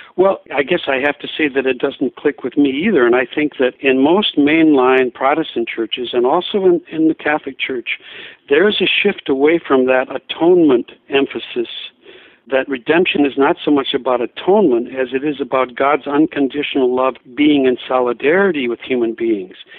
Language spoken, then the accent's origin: English; Diocese of La Crosse, Wisconsin, United States; moved away as an adult; also born or lived in Seattle; I'm from the Diocese of La Crosse